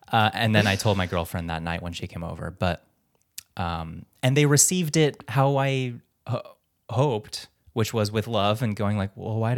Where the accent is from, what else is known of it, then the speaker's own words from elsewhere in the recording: Philippines; And I'm like, "I'm Filipino."